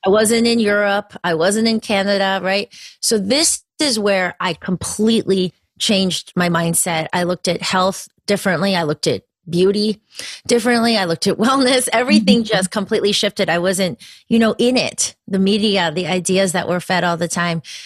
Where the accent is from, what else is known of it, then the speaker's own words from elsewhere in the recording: a little town near Danbury, Connecticut, United States; i grew up in connecticut and that was that is part of the story actually i was Where? in um, a little in a little town near danbury connecticut